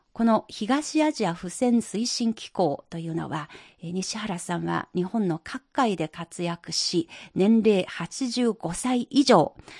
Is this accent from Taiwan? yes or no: no; China; 私たち中国人